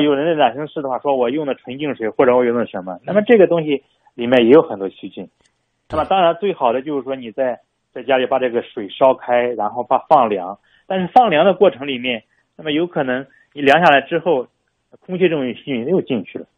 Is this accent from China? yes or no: yes; China; 我们中国人现在 喜欢自制各种东西